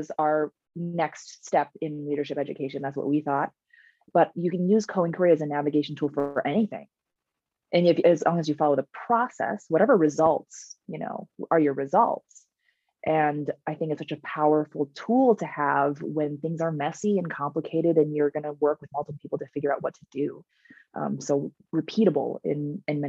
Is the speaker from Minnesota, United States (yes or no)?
yes; Minnesota, United States; I grew up in Minnesota, and that's where I work, the University of Minnesota.